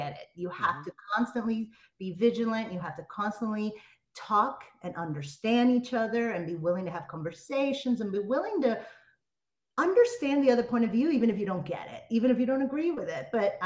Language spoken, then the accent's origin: English; United States; moved away as an adult; also born or lived in Miami, Florida / New York / Los Angeles; now in Tampa, United States; I grew up between Miami and New York